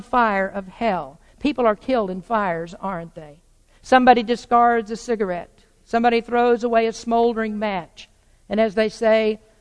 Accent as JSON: {"language": "English", "region": "the South", "country": "United States", "tie": "born or raised there", "said": "I grew up in the South in the 50s and the 60s"}